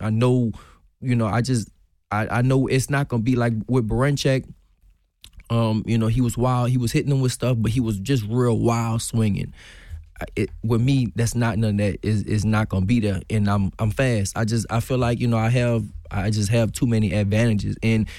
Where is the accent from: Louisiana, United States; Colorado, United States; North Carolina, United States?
Louisiana, United States; New Orleans; now in Houston, United States; When I came from New Orleans to Houston, I used to get my nose bust all the time because I love to fight.